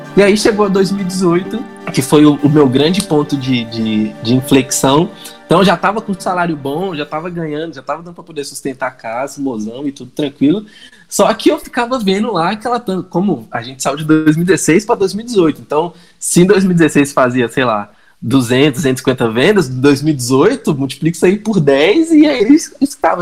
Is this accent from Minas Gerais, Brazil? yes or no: yes; Minas Gerais, Brazil; accent: mineiro; Eu, como um bom mineirinho, vocês vão, vocês vão perceber pelo sotaque e o encolhimento das palavras